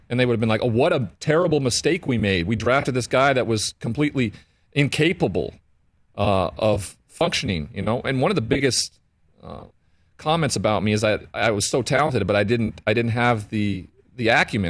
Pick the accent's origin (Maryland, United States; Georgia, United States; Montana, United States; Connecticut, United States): Montana, United States; growing up in Montana with the cowboy culture